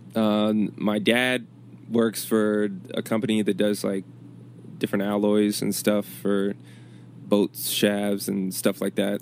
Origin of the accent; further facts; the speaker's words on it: Chesapeake, Virginia, United States; moved away as an adult; also born or lived in Richmond, Virginia; Growing up in Chesapeake, it was cool, and I'm glad about where I was raised